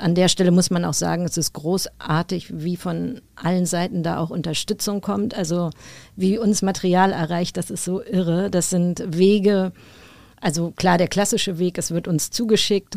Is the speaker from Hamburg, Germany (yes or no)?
yes; Hamburg, Germany; ich spiele seit meiner Kindheit Tennis, äh, damals noch beim UAC in Hamburg